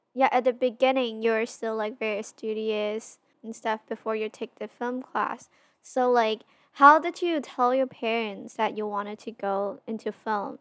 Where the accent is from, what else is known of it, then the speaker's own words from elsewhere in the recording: Hong Kong; we're both from Hong Kong